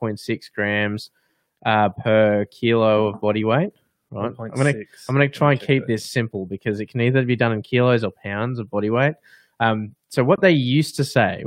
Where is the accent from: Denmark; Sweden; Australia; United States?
Australia; we're from Australia